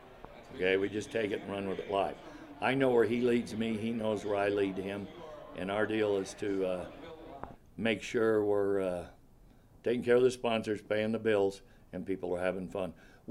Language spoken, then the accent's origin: English; Winnemucca, Nevada, United States; from Winnemucca, Nevada, proud to be a Humboldt County native.